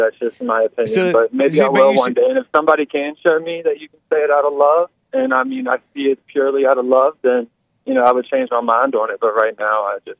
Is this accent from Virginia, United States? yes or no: yes; Virginia, United States; I'm from Virginia.